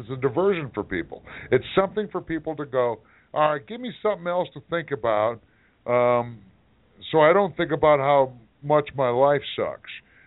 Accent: Detroit, Michigan, United States; I grew up in Detroit, Michigan

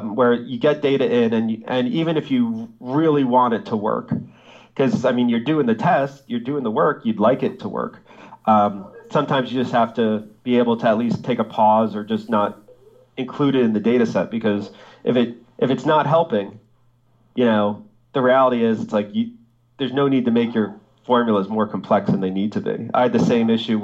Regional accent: New Jersey, United States; my home state of New Jersey

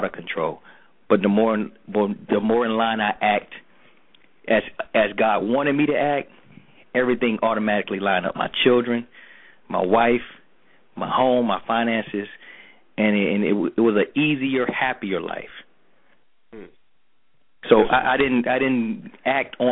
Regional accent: Atlanta, Georgia, United States; I grew up in Atlanta Projects, you know, Perry Home, in Buckhead, you know, that's where I was from

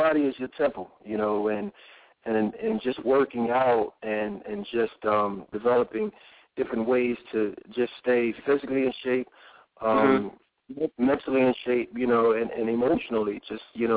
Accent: Philadelphia, Pennsylvania, United States; growing up in Philly

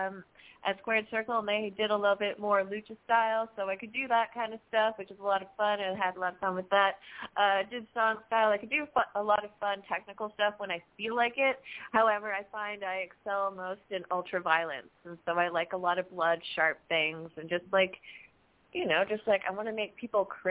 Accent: Toronto, Ontario, Canada; I'm from Toronto

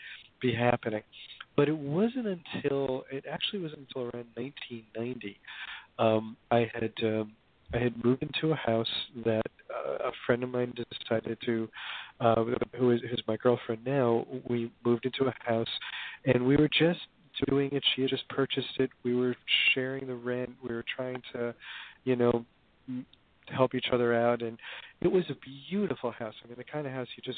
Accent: Hoboken, New Jersey, United States; I grew up in Hoboken, New Jersey, back in the days when it was a kind of traditional

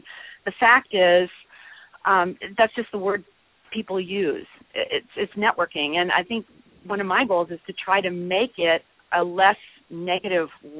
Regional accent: North Woods of Minnesota, United States; now in Austin, United States; I grew up in the North Woods of Minnesota, although I now reside in Austin, Texas

